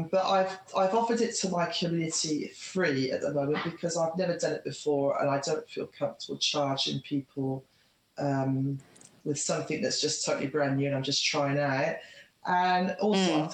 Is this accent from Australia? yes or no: yes; Australia; stay in my hometown where my son is and where all my friends are and everything I know